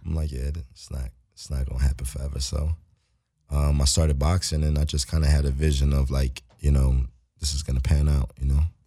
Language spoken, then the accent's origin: English; Philadelphia, Pennsylvania, United States; moved away as an adult; now in Los Angeles, United States; I'm from Philly, so I'm a city dude.